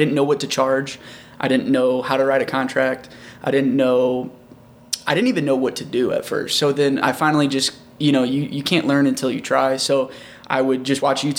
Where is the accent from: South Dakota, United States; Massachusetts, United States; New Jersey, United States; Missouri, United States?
Missouri, United States; O'Fallon; also born or lived in Wentzville, Missouri; now in St. Louis, United States; I was actually born in O'Fallon, Missouri, so way over 70 West